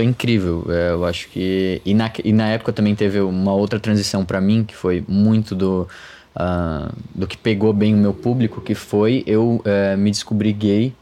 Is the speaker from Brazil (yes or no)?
yes; Florianópolis, Santa Catarina, Brazil; moved away as an adult; also born or lived in United States / Australia; now in São Paulo, Brazil; eu sou de Florianópolis